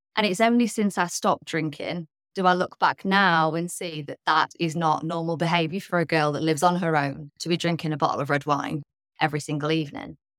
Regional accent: Midlands, United Kingdom; I was brought up in the Midlands in the U K.

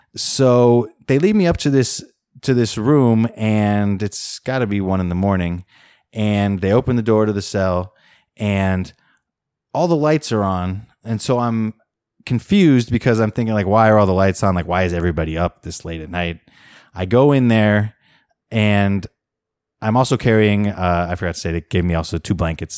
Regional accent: United States; also born or lived in Beijing, China; now in Oakland, United States; as an American who understands decent amount of Chinese

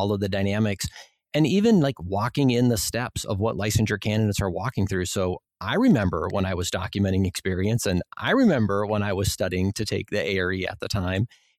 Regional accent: Minnesota, United States; you maybe can tell from my accent, I'm from Minnesota. So I have some long O's every now and then

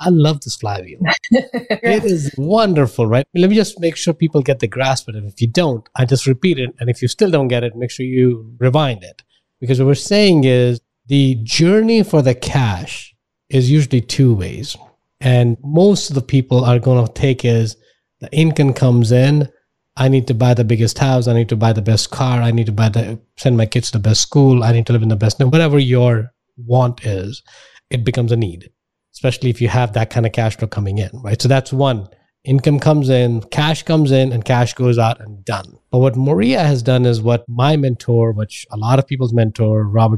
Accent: India; moved away; I'm from India

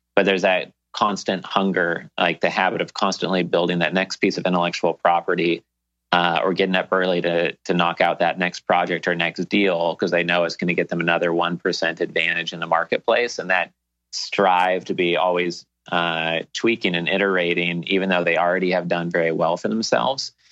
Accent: Portland, Oregon, United States; moved away as an adult; now in Key Biscayne, United States; all my friends and family growing up in Portland, Oregon

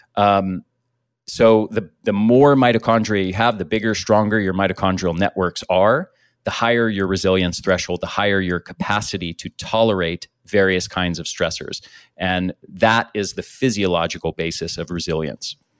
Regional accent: United States; I grew up in the States

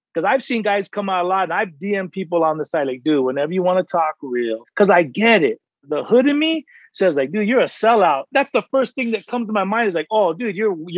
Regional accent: San Diego, California, United States; I'm from San Diego

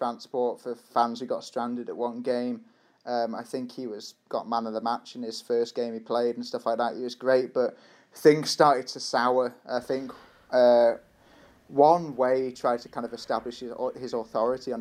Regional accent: Shrewsbury, West Midlands, United Kingdom; I was born and raised in Shrewsbury.

